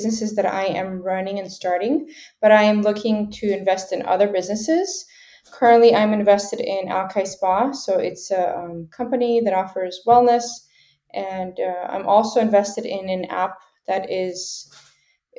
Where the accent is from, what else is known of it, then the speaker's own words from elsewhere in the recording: Seattle, Washington, United States; also born or lived in Ukraine; I was born in Ukraine, and then I immigrated to the United States as a child, so like around age 2 or 3 years old. And I've been living in, you know, Washington State, Seattle, ever since